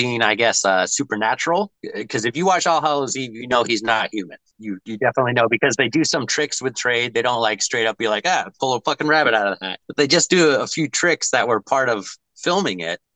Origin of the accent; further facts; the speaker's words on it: United States; as an American